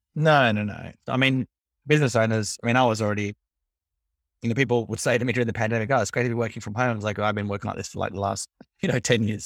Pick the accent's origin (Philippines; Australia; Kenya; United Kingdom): Australia; I'm Australian.